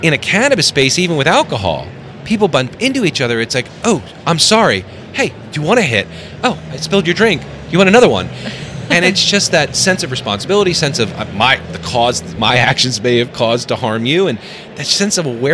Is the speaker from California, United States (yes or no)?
no; New York City, New York, United States; moved away as an adult; now in Denver, United States; I was raised in New York City